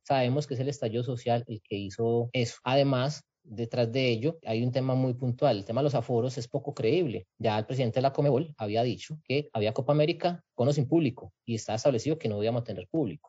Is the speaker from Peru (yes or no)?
no; Colombia; como pueblo colombiano